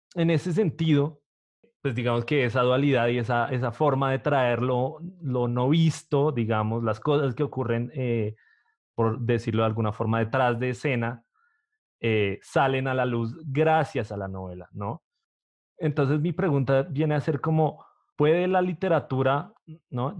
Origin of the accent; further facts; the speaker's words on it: Bogotá, Colombia; soy de Bogotá